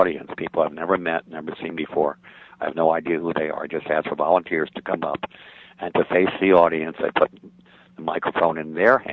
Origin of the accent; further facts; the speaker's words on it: United States; the real religion we were raised with in the United States as children